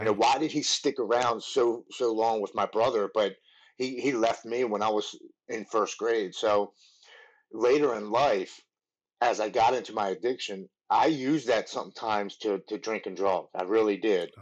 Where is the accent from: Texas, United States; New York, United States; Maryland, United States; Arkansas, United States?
Maryland, United States; Baltimore; I grew up in Baltimore, Maryland. I've lived here my whole life.